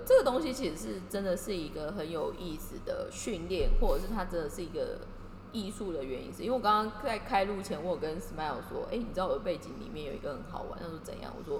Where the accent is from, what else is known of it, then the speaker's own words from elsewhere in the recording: Kaohsiung, Taiwan; 因为我的高中我是高雄的学校